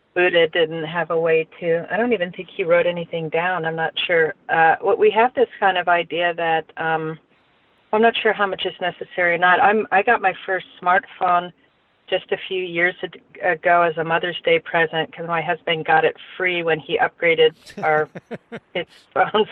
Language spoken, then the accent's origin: English; Pennsylvania, United States; when I was growing up in Pennsylvania, they used to have blue laws